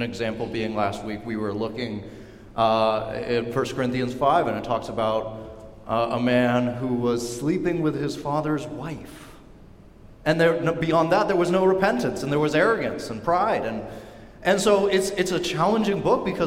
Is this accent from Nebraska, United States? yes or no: no; Seattle, Washington, United States; also born or lived in Pullman, Washington; Church that I grew up at down in Seattle